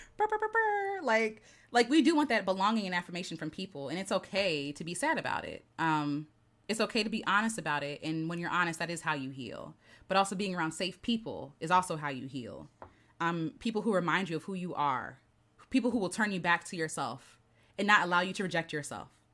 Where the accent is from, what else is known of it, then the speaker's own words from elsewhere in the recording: United States; I grew up in Peachey County, so my teachers